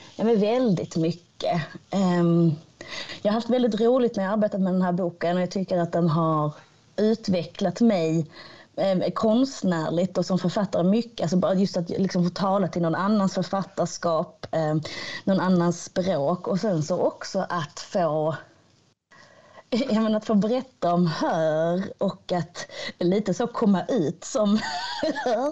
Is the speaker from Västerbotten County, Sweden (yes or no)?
no; Hör, Skåne, Sweden; platsen där jag växte upp, eh, platsen där jag kommer ifrån